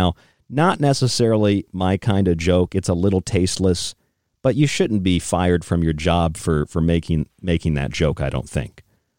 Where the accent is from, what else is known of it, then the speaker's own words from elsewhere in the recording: United States; as an American